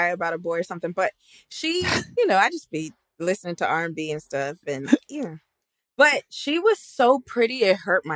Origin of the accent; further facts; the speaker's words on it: New York City, New York, United States; I'm Black. I'm from Brooklyn.